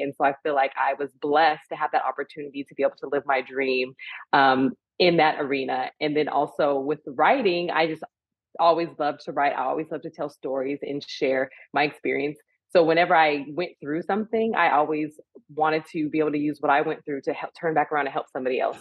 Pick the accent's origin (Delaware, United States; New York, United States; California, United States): California, United States; also born or lived in San Francisco; I'm a California girl at heart, born and raised in California, went to school and college in San Francisco